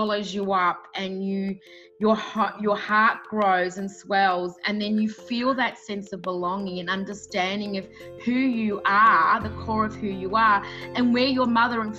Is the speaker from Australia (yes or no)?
yes; Australia; growing up in Australia, although the area I grew up with in the northern suburbs was very multicultural